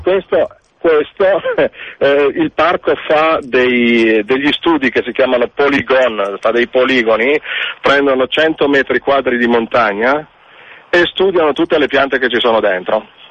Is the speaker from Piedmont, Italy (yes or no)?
yes; Turin, Piedmont, Italy; now in French Alps, France; io sono torinese